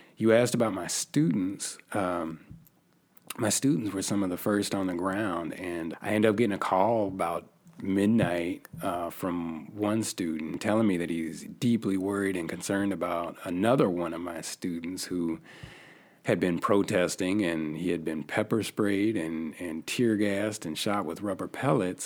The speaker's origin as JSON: {"language": "English", "town": "Yakima", "region": "Washington", "country": "United States", "also_born_or_lived": "Missouri", "moved": "as an adult", "said": "I'm originally from the Northwest. I come from a small city called Yakima, Washington"}